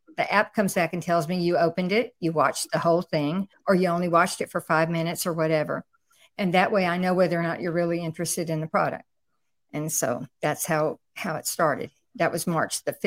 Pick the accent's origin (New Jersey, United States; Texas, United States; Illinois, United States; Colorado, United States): Texas, United States; Houston; I'm from Houston, Texas